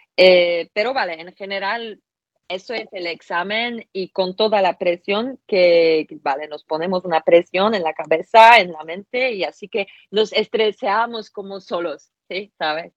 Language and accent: Spanish; Poland; Spanish is a second language; soy polaca